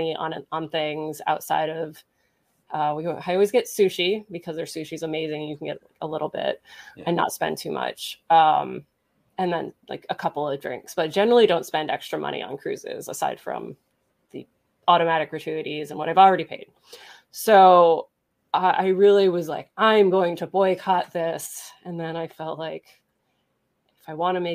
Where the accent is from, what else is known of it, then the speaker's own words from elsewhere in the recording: New Jersey, United States; now in Pennsylvania, United States; I grew up in New Jersey, and so Six Flags was my jam. I live in Pennsylvania now.